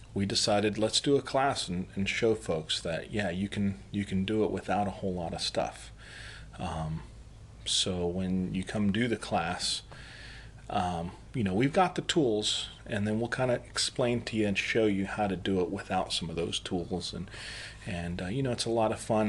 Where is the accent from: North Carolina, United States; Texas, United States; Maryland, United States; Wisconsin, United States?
Texas, United States; El Paso; now in South Carolina, United States; I'm originally from El Paso, Texas